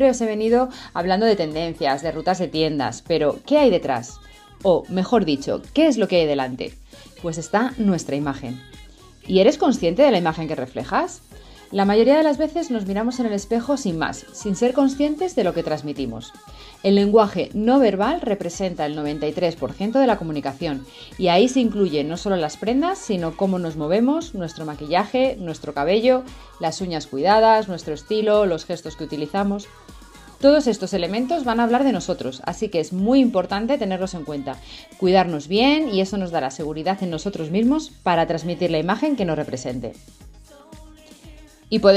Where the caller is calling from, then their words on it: Spain; Hola Marit, buenas noches Argentina, abrazos para tu país, República Dominicana, soy … asesora de imagen y os hablo desde España.